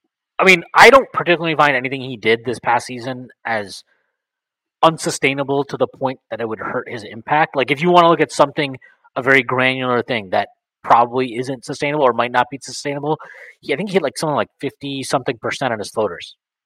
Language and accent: English; India; Yeah, onerous, whatever it is, who knows. I'm Indian, right?